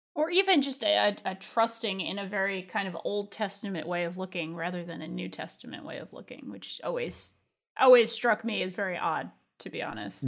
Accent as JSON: {"language": "English", "region": "New England", "country": "United States", "tie": "born or raised there", "also_born_or_lived": "California", "said": "growing up in New England, uh, and with all of its maritime traditions"}